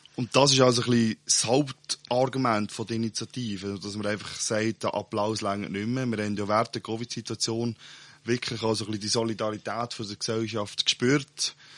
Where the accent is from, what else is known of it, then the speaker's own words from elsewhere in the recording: Switzerland; bei uns in der Schweiz